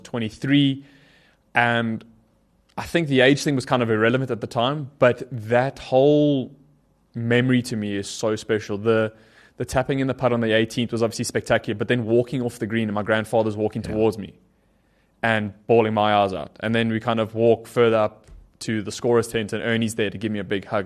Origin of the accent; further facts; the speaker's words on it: South Africa; growing up in South Africa